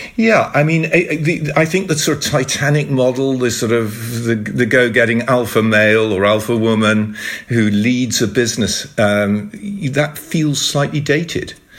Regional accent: United Kingdom; speaking to each other in the Netherlands and, and we're both British.

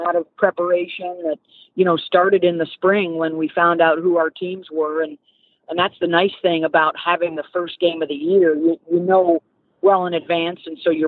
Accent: Northeast, United States; even growing up in the Northeast, obviously SEC football is special

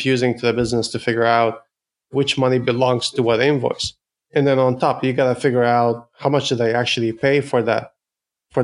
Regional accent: Ottawa, Ontario, Canada; now in San Francisco, United States; I'm based in San Francisco in the Bay Area, but I'm Canadian from Ottawa

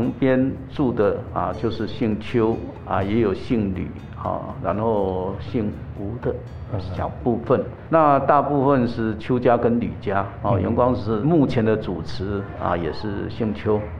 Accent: Taoyuan, Taiwan; 因为我也是乡下长大的小孩子啊，我的出生的地方是青浦旁边的这个芝巴里啊，也是算大青浦生活圈的其中一个地方。

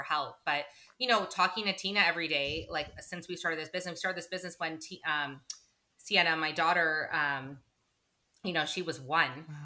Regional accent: Toronto, Ontario, Canada; moved away as an adult; also born or lived in United Kingdom; now in New Jersey, United States; we met in high school in our hometown of Toronto, Canada, and uh, so we're both Canadian.

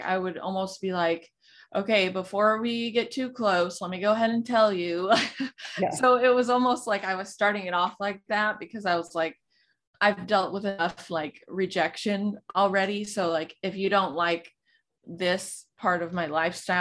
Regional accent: Texas, United States; I'm from Texas and we're huge on football

